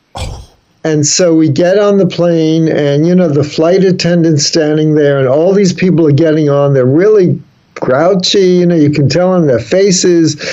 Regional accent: New York City, New York, United States; moved away as an adult; also born or lived in San Francisco; I grew up in the Bronx

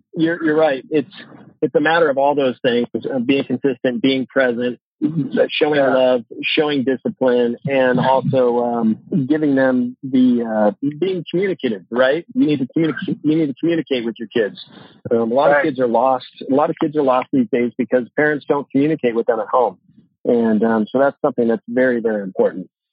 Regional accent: Santa Margarita, California, United States; also born or lived in San Luis Obispo, California / Atascadero, California; that's where I'm from. I grew up there.

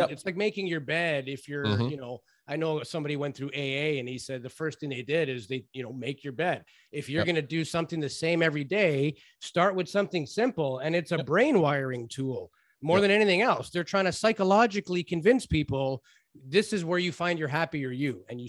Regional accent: Toronto, Ontario, Canada; You know, I grew up in Toronto, and I had this Greek family across the street from my house

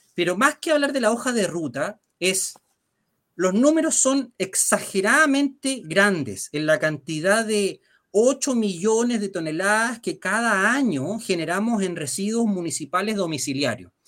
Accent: Chile; nosotros como chilenos

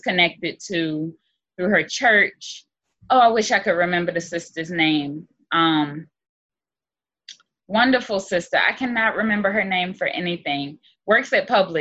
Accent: Philadelphia, Pennsylvania, United States; moved away; also born or lived in Albany, Georgia; I came from Philly

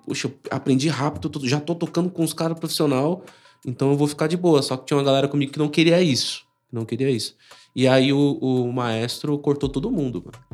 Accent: São Paulo, Brazil; Eu nasci no Butantã

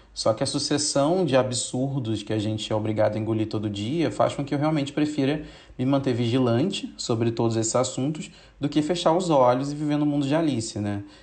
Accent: São Gonçalo, Rio de Janeiro, Brazil; Eu cresci em São Gonçalo, a cidade em que o menino João Pedro foi assassinado pela PM há umas semanas atrás.

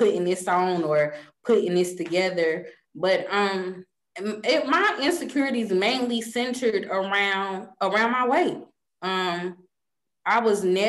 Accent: Mint Hill, North Carolina, United States; I came from Mint Hill Middle School

